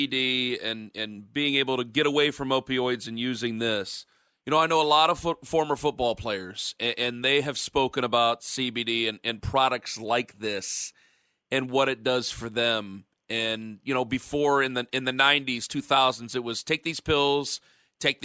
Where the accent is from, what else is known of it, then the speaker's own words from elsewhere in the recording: Northeast Ohio, United States; I'm from Northeast Ohio